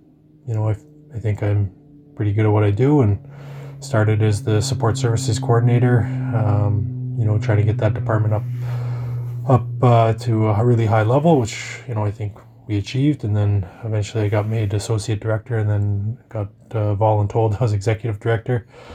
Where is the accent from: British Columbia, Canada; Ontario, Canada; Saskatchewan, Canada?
Saskatchewan, Canada; La Ronge; moved away; I'm originally from up north. I grew up in LaRonge.